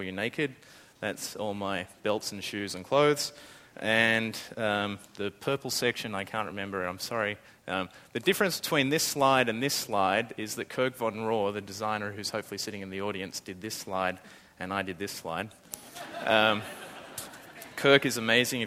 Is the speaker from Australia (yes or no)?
yes; Australia; accent: Australian; now in San Francisco, United States; Australia, that's my accent